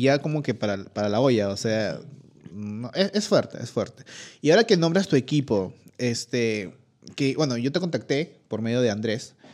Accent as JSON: {"language": "Spanish", "country": "Peru", "said": "uno como peruano"}